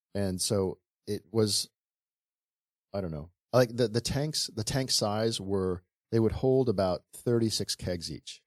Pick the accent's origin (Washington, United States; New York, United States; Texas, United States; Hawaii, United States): Hawaii, United States; Honolulu; also born or lived in Bay Area, California / Kailua, Hawaii; growing up in Waikiki, we ha, we lived on a boat